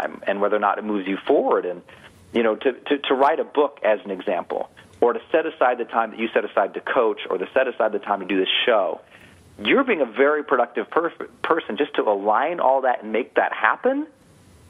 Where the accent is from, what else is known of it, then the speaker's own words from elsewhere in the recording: Montana, United States; I'm from Montana, from an Irish mining town